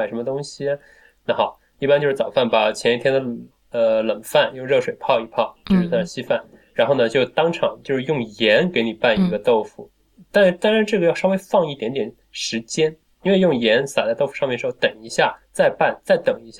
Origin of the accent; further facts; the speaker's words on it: Wuxi, Jiangsu, China; 我们无锡至少在我们家乡那一带